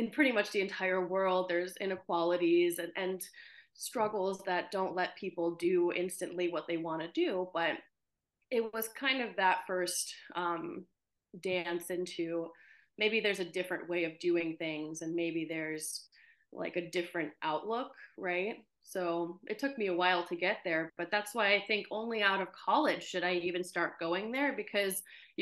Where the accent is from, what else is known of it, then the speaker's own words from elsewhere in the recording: United States; also born or lived in Ukraine; I moved to the US with my parents when I was about 4 years old